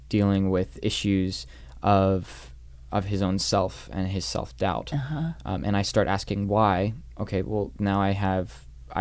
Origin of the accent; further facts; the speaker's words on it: Northern Virginia, United States; moved away; also born or lived in New York; growing up in Northern Virginia, going to New York